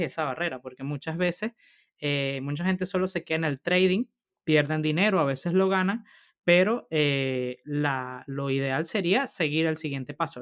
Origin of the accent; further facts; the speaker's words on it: Venezuela; now in Spain; Rodolfo y yo somos del mismo país, somos de Venezuela